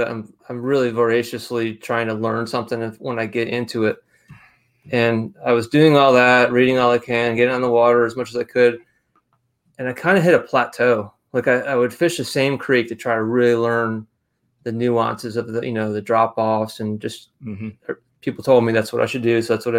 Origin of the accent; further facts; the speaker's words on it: New York, United States; It's hard to lose it. But anyway, I grew up on the Finger Lakes.